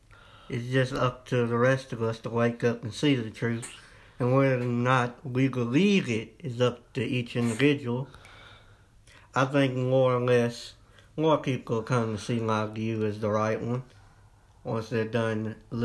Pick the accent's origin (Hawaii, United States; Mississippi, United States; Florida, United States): Mississippi, United States; Jonestown; Growing up in Jonestown, there weren't many opportunities, but my conservative values are really what motivates me, like down to my politics, my religion, my views on life